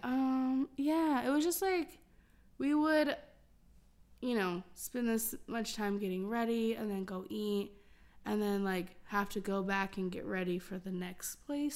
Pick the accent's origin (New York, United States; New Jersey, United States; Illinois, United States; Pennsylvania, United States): Illinois, United States; moved away; I'm from Illinois and I've only been to Chicago, like, twice